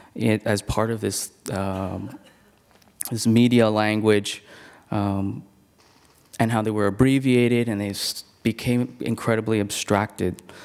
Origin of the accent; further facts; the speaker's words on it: Hong Kong; moved away; I'm originally from Hong Kong